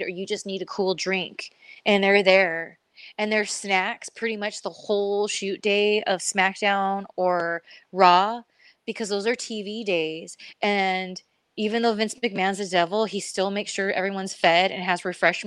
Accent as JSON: {"language": "English", "region": "California", "country": "United States", "tie": "born or raised there", "said": "I come from, born and raised in California"}